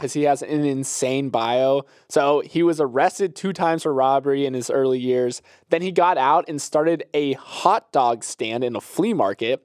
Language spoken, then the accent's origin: English; Florida, United States; growing up in Florida